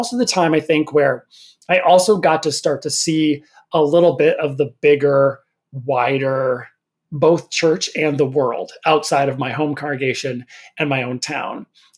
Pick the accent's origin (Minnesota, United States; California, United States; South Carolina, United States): Minnesota, United States; northern; born or raised there; moved away